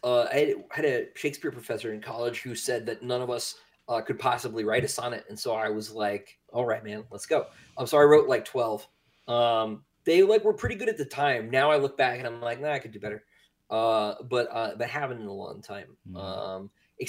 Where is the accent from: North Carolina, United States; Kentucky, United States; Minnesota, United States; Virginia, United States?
North Carolina, United States; Raleigh; born there; accent: Southern; I was born in Raleigh, still live here. Don't plan on going anywhere. Some people will say that's not really the South.